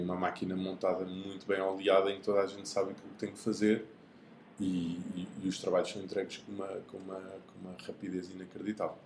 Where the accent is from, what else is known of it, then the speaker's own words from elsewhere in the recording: Lisbon, Portugal; sou aqui de Lisboa